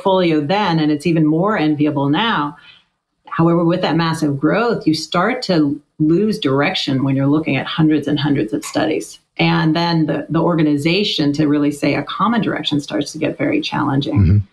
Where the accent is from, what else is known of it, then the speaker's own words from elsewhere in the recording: Sacramento, California, United States; I grew up in Sacramento, California, out here in California in the suburbs